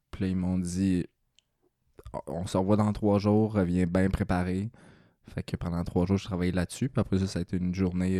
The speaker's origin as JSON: {"language": "French", "town": "Mansonville", "region": "Quebec", "country": "Canada", "tie": "born or raised there", "moved": "yes", "said": "je viens de, de Mansonville. euh, fait c'est la campagne, 800 euh, habitants à peu près"}